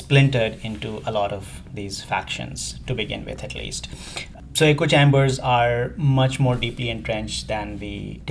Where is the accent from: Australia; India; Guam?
India; moved away as an adult; also born or lived in England / Middle East; I'm from India originally.